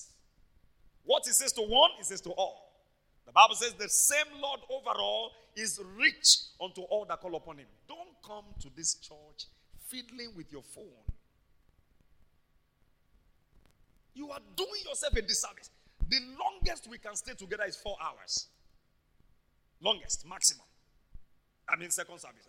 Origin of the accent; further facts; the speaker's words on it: Ibadan, Oyo, Nigeria; I grew up in Mokola.